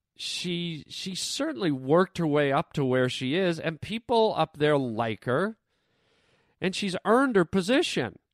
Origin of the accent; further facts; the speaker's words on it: Canada; now in United States; I'm Canadian